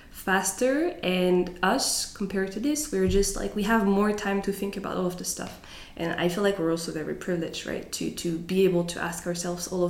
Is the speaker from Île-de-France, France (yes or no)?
no; Strasbourg, Grand Est, France; moved away as an adult; now in Zurich, Switzerland; I was born in France, in Strasbourg. And I moved to Zurich in September 2022 for work.